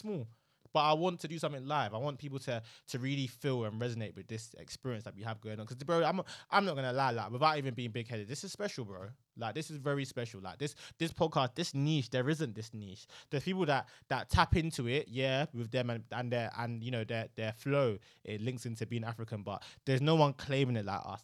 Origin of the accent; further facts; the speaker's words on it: London, United Kingdom; also born or lived in Nigeria; I'm from London